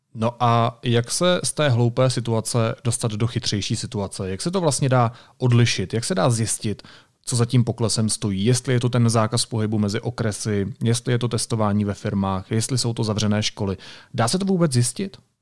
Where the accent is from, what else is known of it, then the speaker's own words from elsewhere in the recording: Karlovy Vary Region, Czechia; pocházím z Karlovarského kraje